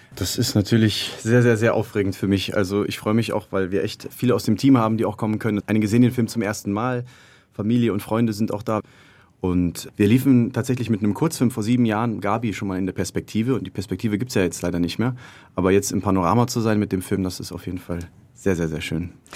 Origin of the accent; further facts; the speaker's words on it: Cologne, North Rhine-Westphalia, Germany; also born or lived in Madrid, Spain; im Rheinland in der Gegend ungefähr in der Nähe davon, wo ich aufgewachsen bin